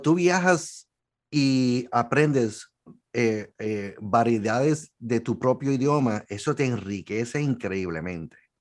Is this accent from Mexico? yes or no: no; Puerto Rico; soy de Puerto Rico